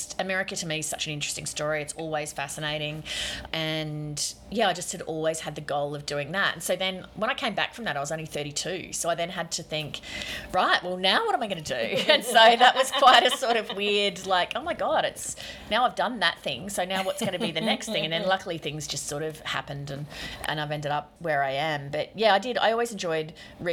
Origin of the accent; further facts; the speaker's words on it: Queensland, Australia; accent: Queensland; I talk like a normal sort of Queensland person